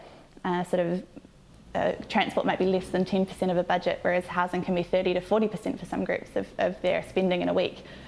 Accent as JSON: {"language": "English", "town": "Tauranga", "region": "Bay of Plenty", "country": "New Zealand", "said": "I'm from Tauranga"}